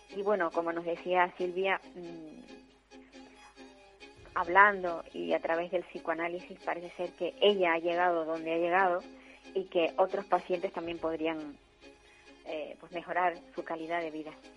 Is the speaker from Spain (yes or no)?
yes; Tenerife, Canary Islands, Spain; los que somos tinerfeños